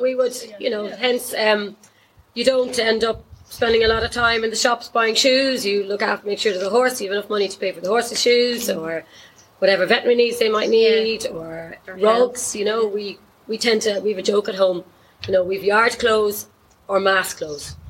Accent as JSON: {"language": "English", "town": "Dublin", "region": "Leinster", "country": "Ireland", "also_born_or_lived": "Kildare", "said": "I'm originally from Dublin."}